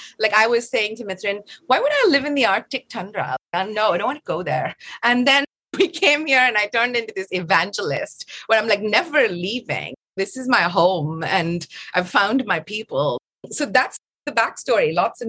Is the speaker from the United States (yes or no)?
no; Tanzania; also born or lived in Chennai, India; I was born in Chennai, and then we lived in Tanzania for a good amount of my formative years.